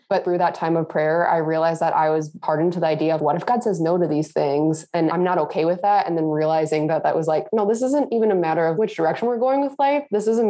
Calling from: Duluth, Minnesota, United States; I'm currently in Duluth, Minnesota.

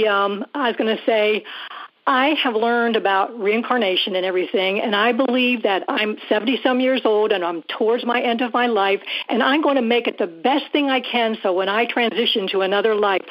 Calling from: Columbia, South Carolina, United States; Scott, I am from Columbia, South Carolina, mm-hmm. and I'm calling about Buddy.

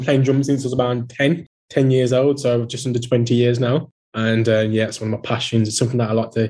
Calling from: Wolverhampton, West Midlands, United Kingdom; Yes. Hi, Ian. Wolverhampton.

